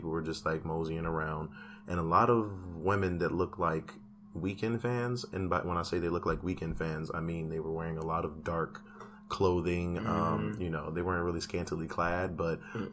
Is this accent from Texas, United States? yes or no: no; Chicago, Illinois, United States; I'm from Chicago.